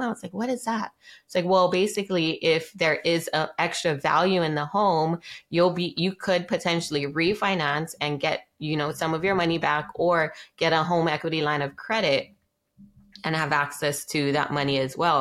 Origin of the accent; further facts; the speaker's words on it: Maui, Hawaii, United States; I was raised here on Maui in Hawaii